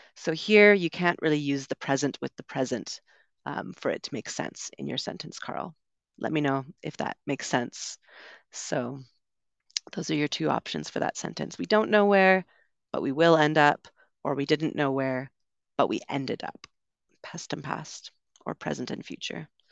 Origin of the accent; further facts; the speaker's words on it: Canada; accent: Canadian; moved away as an adult; also born or lived in United Kingdom; now in Medellin, Colombia; I grew up in Canada, so we learned and we speak in the way that this would be usually singular